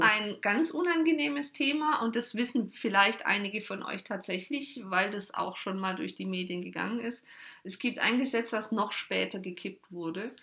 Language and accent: German; Germany; bei uns in Deutschland